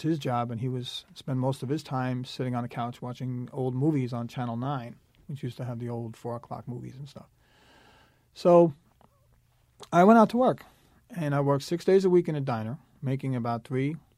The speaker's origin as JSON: {"language": "English", "town": "New York City", "region": "New York", "country": "United States", "tie": "born or raised there", "said": "I was born in Staten Island, New York City, a very alcoholic household"}